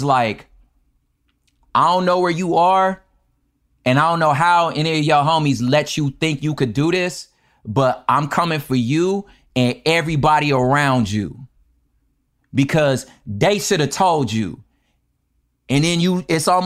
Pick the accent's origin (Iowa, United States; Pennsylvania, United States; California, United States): California, United States; we're both from California